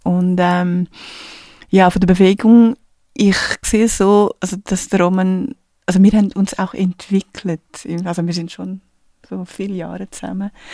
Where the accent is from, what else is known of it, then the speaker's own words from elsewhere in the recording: Portugal; German is a second language; moved away; da, wo ich geboren bin, in einer kleinen Stadt in Portugal